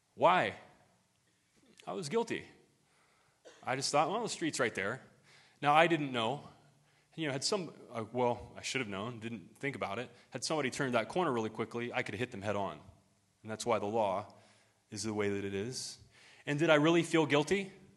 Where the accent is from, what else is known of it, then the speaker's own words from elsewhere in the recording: Ohio, United States; moved away; my hometown back in Ohio